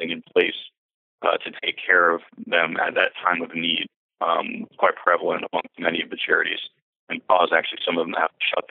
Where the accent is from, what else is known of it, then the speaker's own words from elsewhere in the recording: Broward County, Florida, United States; now in Naples, United States; where I grew up in Broward County in Florida